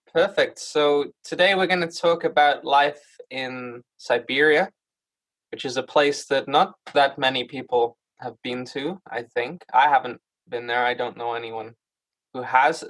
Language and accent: English; United Kingdom; as a British person